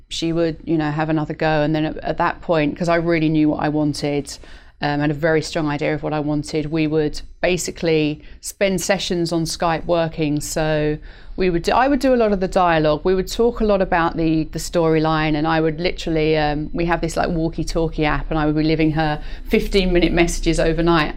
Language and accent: English; United Kingdom; moved away as an adult; also born or lived in London / New York; now in Los Angeles, United States; being British was something slightly unique in New York